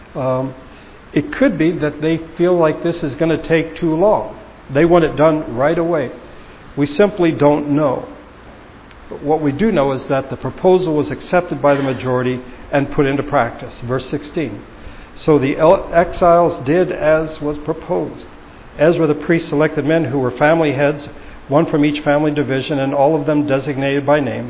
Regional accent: United States; as American Christians

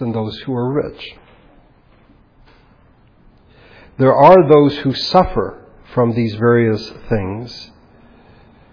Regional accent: United States; being American

